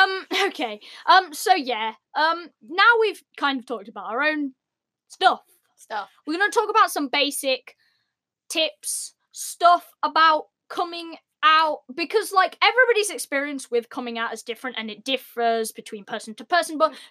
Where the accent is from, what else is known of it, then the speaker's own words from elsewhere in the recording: United Kingdom; Even though we're British.